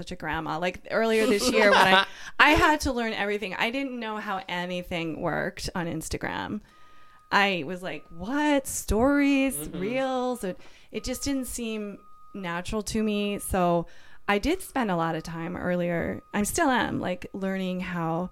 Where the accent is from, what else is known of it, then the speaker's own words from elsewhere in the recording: Washington, District of Columbia, United States; moved away as an adult; now in San Francisco, United States; I'm from Washington, D.C.